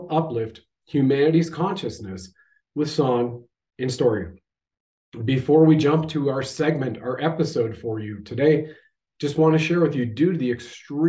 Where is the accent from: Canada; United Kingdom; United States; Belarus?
Canada